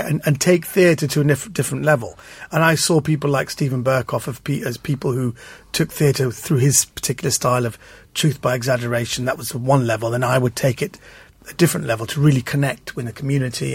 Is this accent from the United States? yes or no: no; London, United Kingdom; I'm from London